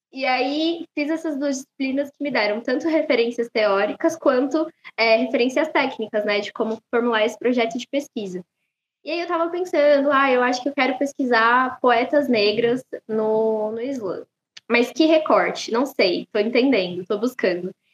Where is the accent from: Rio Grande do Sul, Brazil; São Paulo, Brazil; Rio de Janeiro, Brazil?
São Paulo, Brazil; Eu nasci e cresci na Zona Leste, no extremo leste da cidade, no bairro que se chama Recanto Verde Sol